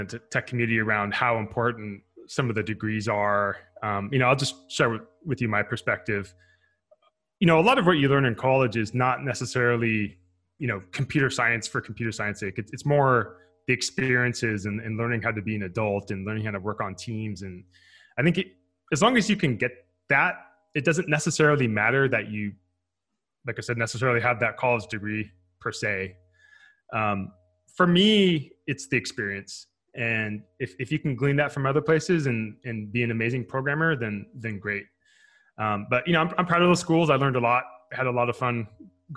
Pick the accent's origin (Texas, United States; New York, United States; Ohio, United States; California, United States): California, United States; Fremont; now in Menlo Park, United States; I grew up in a city called Fremont, which is right across the bay from where I live now in Menlo Park